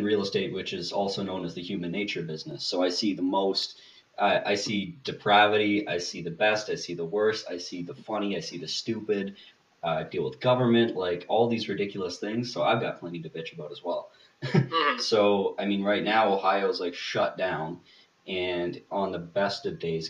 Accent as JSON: {"language": "English", "region": "Manitoba", "country": "Canada", "said": "I'm from Manitoba, Canada"}